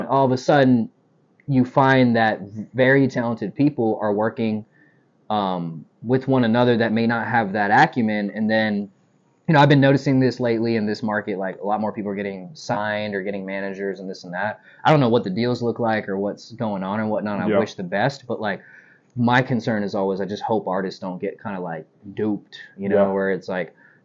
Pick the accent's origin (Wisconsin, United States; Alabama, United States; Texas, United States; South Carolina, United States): Texas, United States; moved away as an adult; also born or lived in Philadelphia, Pennsylvania; now in Los Angeles, United States; I was raised here